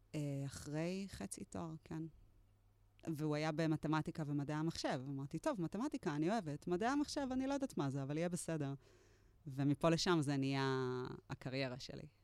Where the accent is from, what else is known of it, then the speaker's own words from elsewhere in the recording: Netanya, Central District, Israel; moved away as an adult; also born or lived in Tel Aviv / Givatayim; now in Kibbutz Moran, Israel; נולדתי בנתניה. במקור מהמרכז.